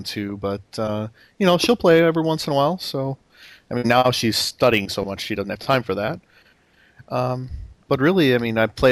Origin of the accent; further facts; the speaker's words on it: Oak Lawn, Illinois, United States; moved away as an adult; also born or lived in Milwaukee; now in Cincinnati, United States; I originally grew up on the southwest side in Oak Lawn